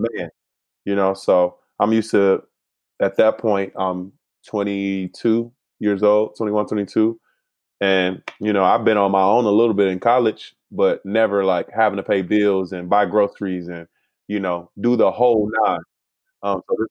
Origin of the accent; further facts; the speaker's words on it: Chicago, Illinois, United States; moved away as an adult; also born or lived in Philadelphia; now in California, United States; I'm from Chicago